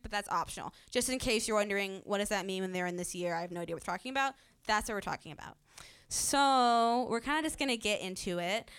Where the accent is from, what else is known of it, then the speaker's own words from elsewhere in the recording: Virginia Beach, Virginia, United States; now in Redding, United States; I live in Redding, California. I'm originally from Virginia Beach